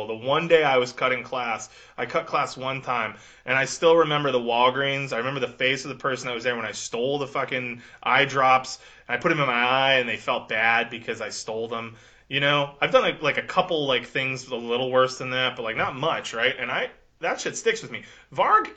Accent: United States; growing up in America, you know, we know there's gun people around.

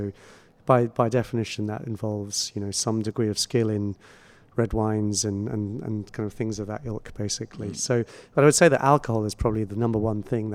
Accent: England, United Kingdom; moved away as an adult; now in Singapore; I'm British and I grew up in England.

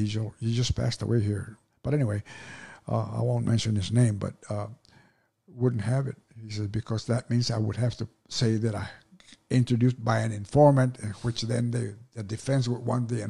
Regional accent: Dallas, Texas, United States; I'm from Dallas. Why would I want to put it

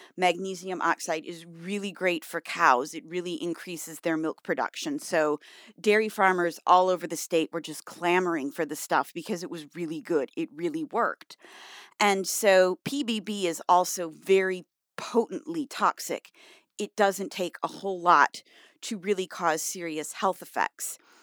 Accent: Michigan, United States; I grew up in Michigan

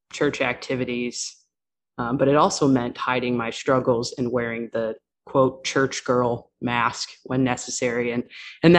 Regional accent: New York, United States; I grew up on the East Coast, mostly New York, not the city

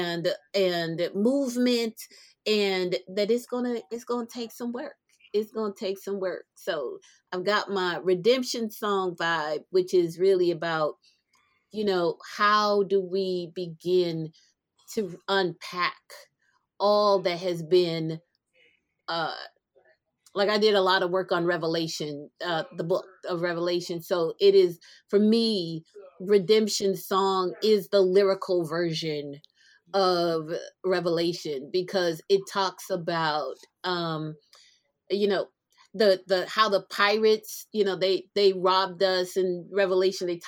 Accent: New Jersey, United States; also born or lived in South America; I grew up in Jersey. Born in South America, grew up in Jersey

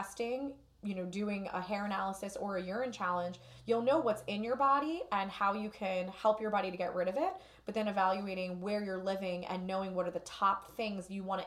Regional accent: Newark, New Jersey, United States; I grew up in Newark

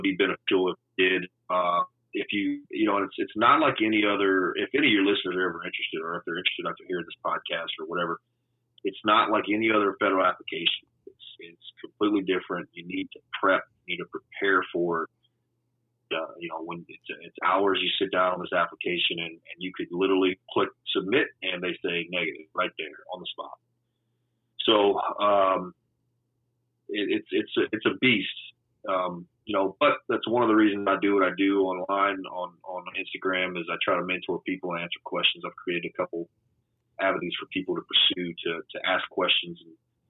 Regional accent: Louisiana, United States; moved away as an adult; also born or lived in Houston; I have all my family there

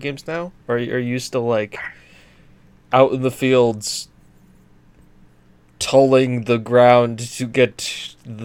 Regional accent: United States; As an American

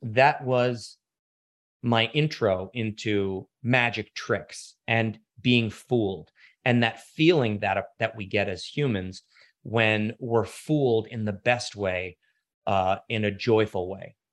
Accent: Washington, District of Columbia, United States; I grew up in Washington, D C

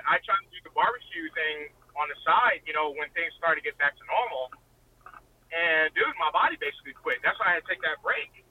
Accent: Richmond, Virginia, United States; I was born and raised in Richmond, Virginia.

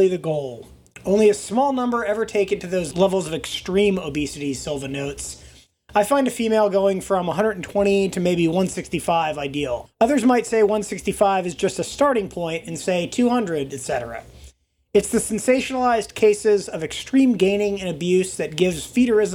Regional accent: Wisconsin, United States; I was raised in Wisconsin

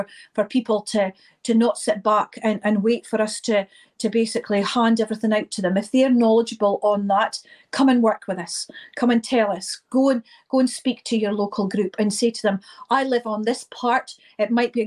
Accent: Inverness, Scotland, United Kingdom; I'm from Inverness

